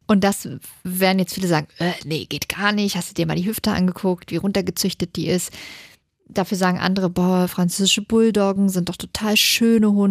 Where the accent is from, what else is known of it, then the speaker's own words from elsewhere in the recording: Hanover, Lower Saxony, Germany; Das ist bei uns in Hannover ein Stadtteil